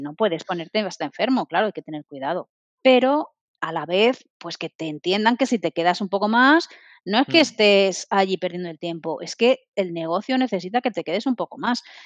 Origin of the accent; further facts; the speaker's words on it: Madrid, Community of Madrid, Spain; moved away as an adult; now in Barcelona, Spain; yo soy madrileña, me vine aquí a Barcelona